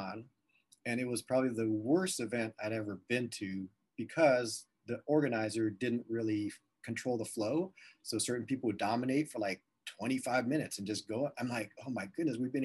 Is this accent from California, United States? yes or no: yes; Southern California, United States; also born or lived in Las Vegas, Nevada; now in Columbus, United States; I shared that I was from Southern California, lived in Vegas for a few years or several years, and then moved to Columbus, Ohio.